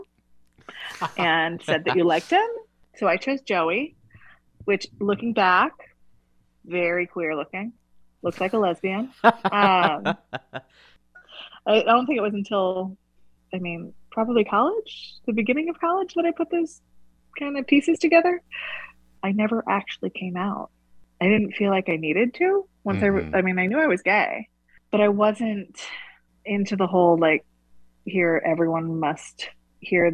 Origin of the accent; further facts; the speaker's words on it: Gualala, California, United States; I was born in Wallala, in the living room of the same house where my parents still live